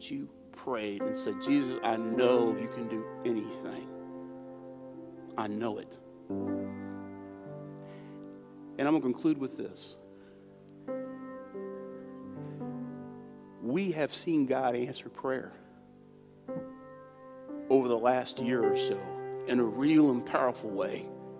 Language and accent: English; United States; I'm American